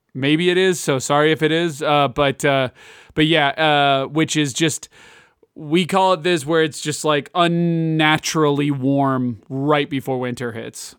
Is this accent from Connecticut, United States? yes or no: no; Lake County, Illinois, United States; also born or lived in Kansas; now in Johnson County, Kansas, United States; in the northern suburbs of Illinois, I grew up in Lake County.